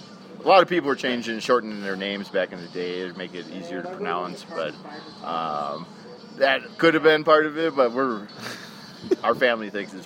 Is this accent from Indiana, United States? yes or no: no; Wisconsin, United States; now in Flagstaff, United States; I come from Mars, or Wisconsin too, sometimes I say that. And I brew for Historic Brewing Company here in Flagstaff, Arizona.